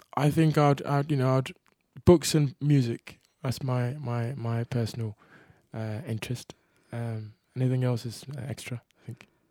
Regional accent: England, United Kingdom; I'm from England.

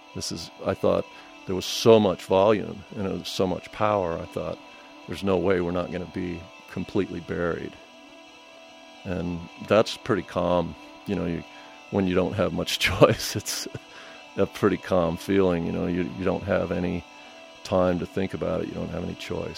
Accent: Colorado Springs, Colorado, United States; moved away; was born and raised in Colorado Springs and went away for quite a long time and came back

